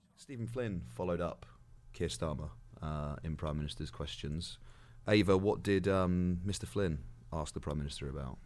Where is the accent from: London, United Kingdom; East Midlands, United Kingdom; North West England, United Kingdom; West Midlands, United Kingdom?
West Midlands, United Kingdom; born or raised there; moved away